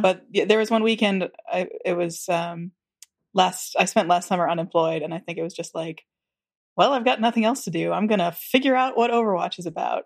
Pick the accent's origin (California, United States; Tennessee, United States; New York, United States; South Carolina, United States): Tennessee, United States; I grew up in Tennessee